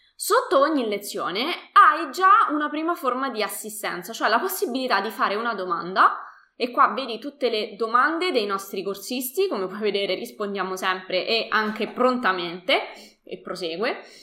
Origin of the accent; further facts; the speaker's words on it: Latina, Lazio, Italy; io uh, sono di Latina